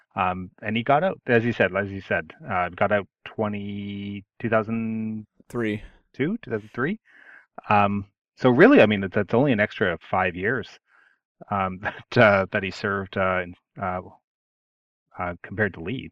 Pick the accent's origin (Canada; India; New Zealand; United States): Canada; I'm I'm Canadian